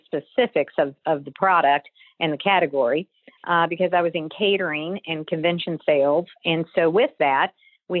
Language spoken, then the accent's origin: English; Kentucky, United States; growing up in Kentucky, I have to say it was part of my fabric of growing up